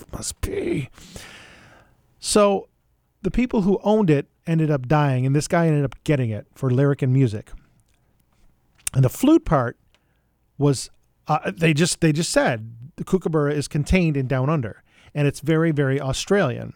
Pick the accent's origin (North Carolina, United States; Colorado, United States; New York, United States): New York, United States; Buffalo; where I grew up in Buffalo, New York